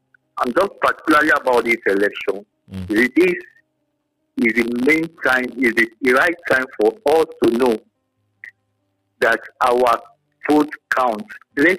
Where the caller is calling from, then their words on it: Abeokuta, Ogun State, Nigeria; I'm calling from Abeokuta.